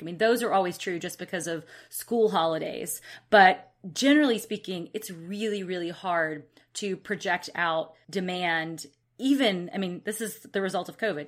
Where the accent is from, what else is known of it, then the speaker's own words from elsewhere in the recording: Alabama, United States; now in Northern California, United States; I grew up in Alabama, so I'm used to a lot of heat and humidity, but I guess I've gotten weak living out in Northern California